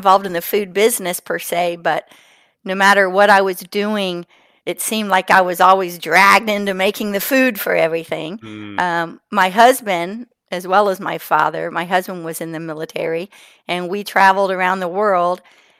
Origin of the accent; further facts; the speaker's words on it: South Carolina, United States; I'm from South Carolina, in case you can't tell from my accent.